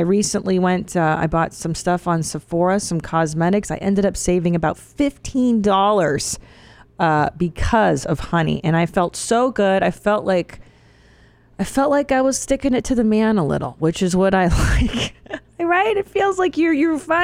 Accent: Los Angeles, California, United States; born or raised there

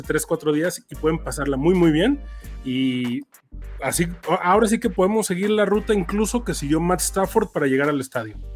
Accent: Mexico; por ser mexicanos

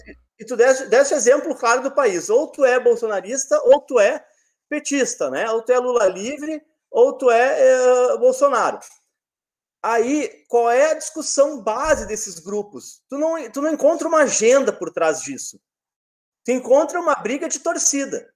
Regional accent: Rio Grande do Sul, Brazil; Rio Grande do Sul, terra do Félix, minha terra

